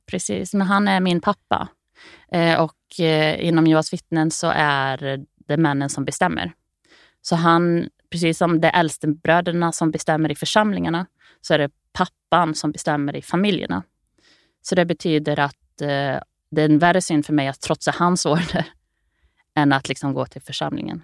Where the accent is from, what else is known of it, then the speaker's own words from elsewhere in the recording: Grums, Värmland, Sweden; i Grums där jag växte upp